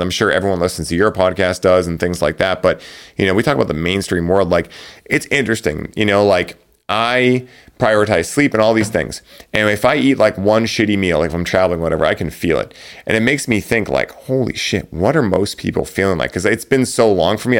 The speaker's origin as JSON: {"language": "English", "town": "Boston", "region": "Massachusetts", "country": "United States", "said": "I'm from Boston"}